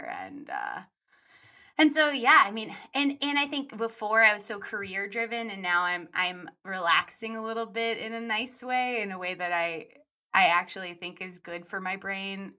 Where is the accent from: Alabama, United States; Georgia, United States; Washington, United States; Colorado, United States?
Colorado, United States; now in Los Angeles, United States; I grew up some in Colorado. I moved there when I was 10.